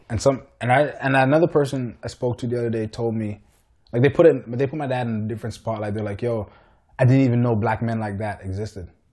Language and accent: English; Richmond Hill, Ontario, Canada; I was born and raised in Richmond Hill